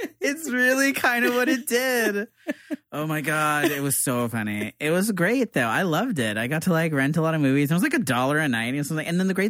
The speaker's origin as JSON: {"language": "English", "region": "Florida", "country": "United States", "moved": "yes", "lives_now": "Brooklyn, United States", "said": "In Florida, when I lived in Florida, because I'm from Florida"}